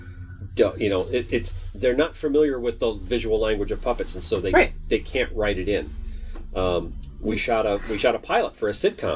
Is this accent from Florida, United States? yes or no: no; Minnesota, United States